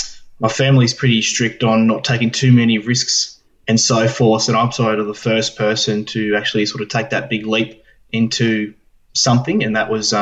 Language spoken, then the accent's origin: English; Bendigo, Victoria, Australia; I'm 24. I'm from Bendigo in Victoria.